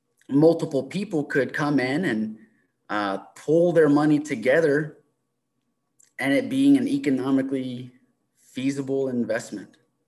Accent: Tazewell, Virginia, United States; moved away as an adult; now in Pulaski, United States; I grew up in Tazewell, Virginia, and went to Virginia Tech. And after graduation, December 2017, I moved to Pulaski.

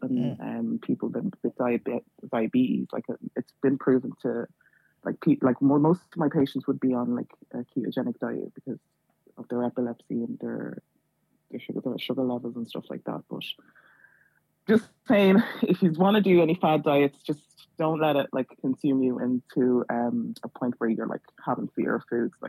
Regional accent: Dublin, Leinster, Ireland; Thanks. I'm from Dublin.

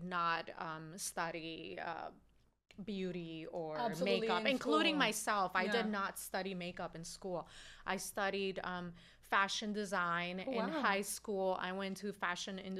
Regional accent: New York City, New York, United States; I'm from Brooklyn, New York, and I grew up on the border of Bed-Stuy to Williamsburg on Bedford

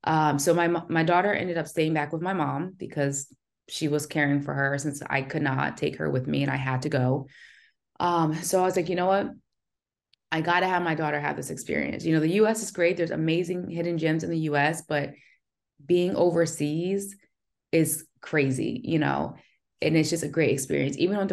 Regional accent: New Jersey, United States; also born or lived in Pensacola, Florida; Yes, I'm from Jersey originally, okay, but my last duty station was in Pensacola, Florida.

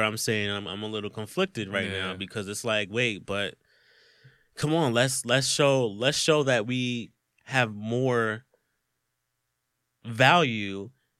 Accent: Philadelphia, Pennsylvania, United States; Yeah, I'm from Philly, and I think we all go through that point where we're at work

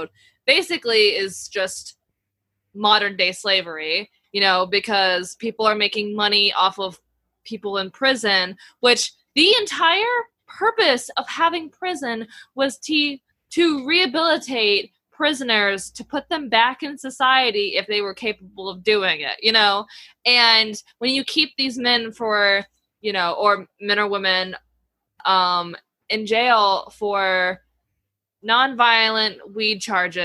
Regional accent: the South, United States; I was raised in the South

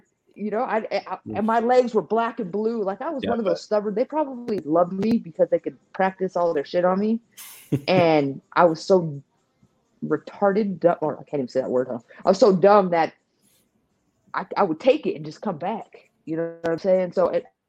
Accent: Modesto, California, United States; also born or lived in San Jose; I'm from Modesto in San Jose

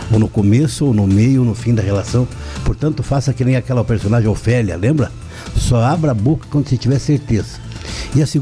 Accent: União da Vitória, Paraná, Brazil; born there; Eu sou nascido em União da Vitória.

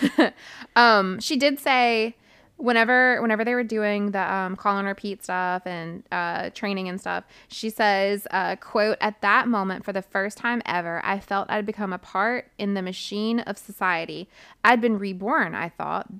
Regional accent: United States; I'm American

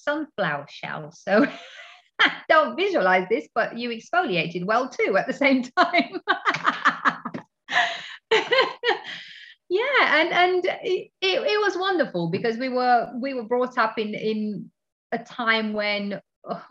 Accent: Romania; now in England; I live in England, but I come all the way from Romania

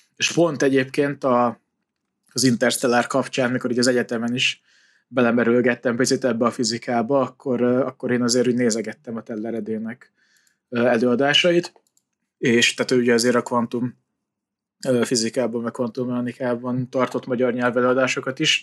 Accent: Hungary

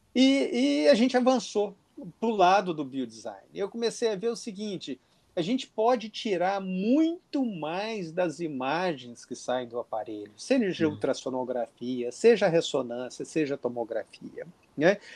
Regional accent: interior of Minas Gerais, Brazil; moved away as an adult; now in Rio de Janeiro, Brazil; eu sou do interior de Minas Gerais, vim para o Rio de Janeiro alguns anos atrás

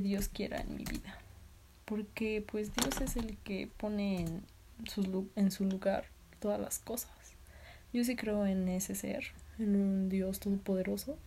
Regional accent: Tlaxcala, Mexico; soy de Tlaxcala, Tlaxcala, México

